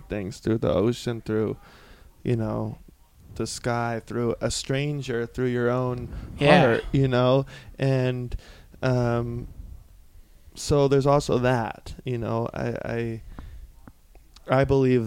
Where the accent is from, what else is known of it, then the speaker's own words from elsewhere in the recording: South Carolina, United States; moved away; also born or lived in Laguna Beach, California; I'm from a small, small town in South Carolina